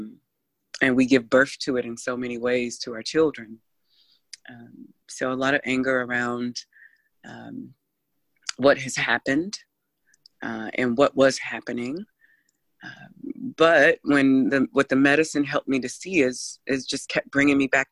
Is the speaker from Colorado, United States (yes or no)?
no; Ohio, United States; I grew up in Ohio was a very diverse city as well